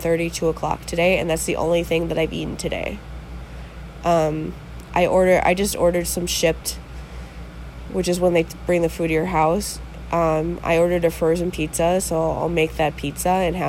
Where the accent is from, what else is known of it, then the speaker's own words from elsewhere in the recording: Wisconsin, United States; here in Wisconsin